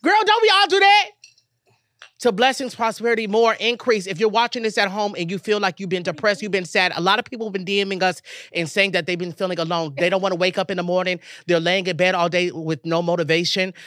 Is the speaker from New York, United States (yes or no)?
no; Texas, United States; moved away; my mom's house in Texas